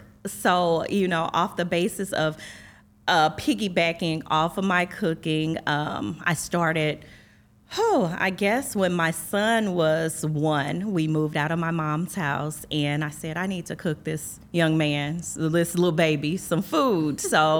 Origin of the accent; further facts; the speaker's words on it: East St. Louis, Illinois, United States; I am from East St. Louis, the great East St. Louis, Illinois, the city of champions.